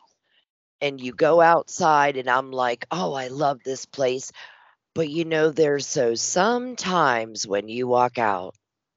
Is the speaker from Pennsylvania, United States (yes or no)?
yes; Western Pennsylvania, United States; now in Tennessee, United States; I was born and raised in Western Pennsylvania.